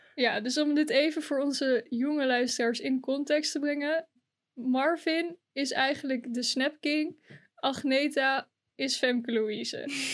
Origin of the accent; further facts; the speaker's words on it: Drenthe, Netherlands; dat ik uit Rente kom